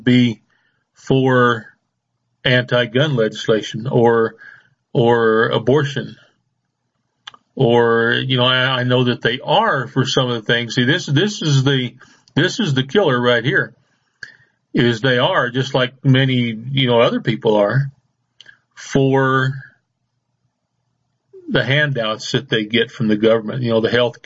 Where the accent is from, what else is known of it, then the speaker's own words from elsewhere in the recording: United States; I'm Native American. I was born and raised here. That makes me a Native American.